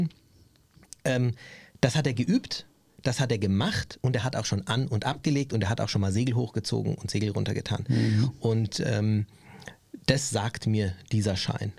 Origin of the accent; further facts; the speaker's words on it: Germany; für mich als Deutscher